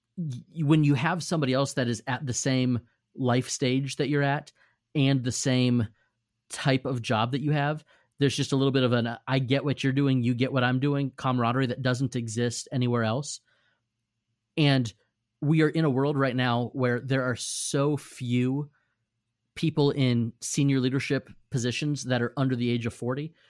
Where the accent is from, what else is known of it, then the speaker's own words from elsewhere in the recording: Safety Harbor, Florida, United States; Safety Harbor, Florida, which is my hometown